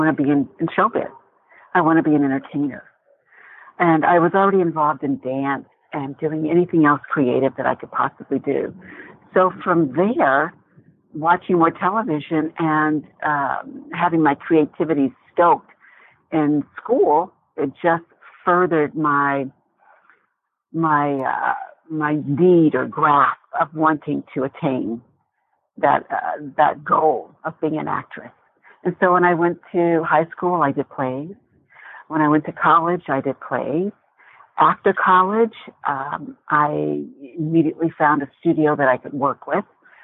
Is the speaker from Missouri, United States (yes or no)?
no; Indiana, United States; moved away; also born or lived in Los Angeles; I was raised in Indiana, and then we moved out to Los Angeles